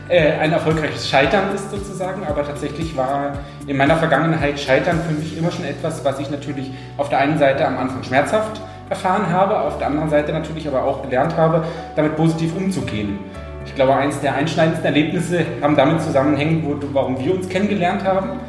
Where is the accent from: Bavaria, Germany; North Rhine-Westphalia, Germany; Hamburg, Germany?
Bavaria, Germany; Munich; ich komme ursprünglich aus München, habe dort Fitnessökonomie